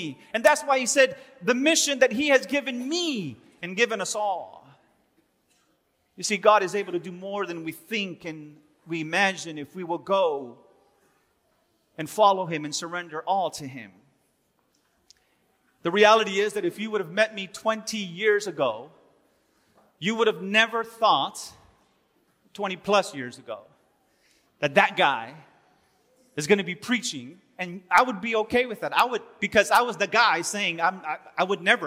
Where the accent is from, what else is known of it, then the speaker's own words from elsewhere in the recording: Los Angeles, California, United States; moved away as an adult; also born or lived in Miami / Silas, Alabama; I was born and raised in Los Angeles